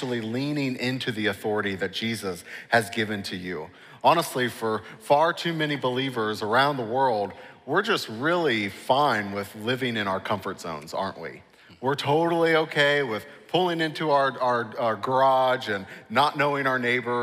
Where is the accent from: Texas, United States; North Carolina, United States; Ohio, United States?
Ohio, United States; Cincinnati; moved away as an adult; also born or lived in New York City; I grew up here in Cincinnati